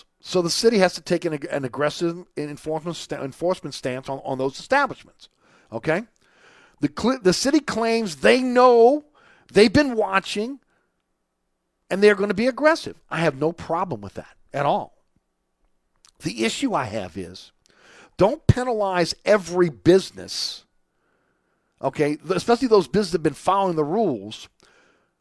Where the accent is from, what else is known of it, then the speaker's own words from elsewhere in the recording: New Orleans, Louisiana, United States; I grew up on Webster, just off Magazine Street